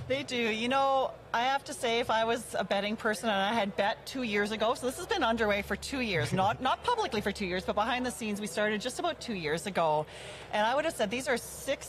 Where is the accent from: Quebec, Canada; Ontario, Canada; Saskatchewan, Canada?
Saskatchewan, Canada; Cut Knife; born or raised there; now in Alberta, Canada